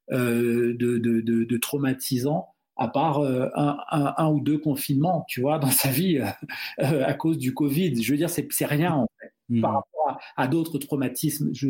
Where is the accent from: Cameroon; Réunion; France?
Cameroon; first language Duala; French is a second language; Donc le douala, c'est ma langue maternelle.